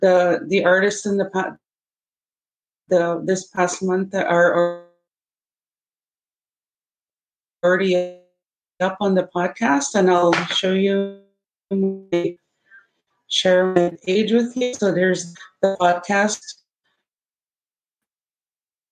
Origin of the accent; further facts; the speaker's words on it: Opaskwayak, Manitoba, Canada; my community of Apaskwayak, and we are relatives here from Apaskwayak Cree Nation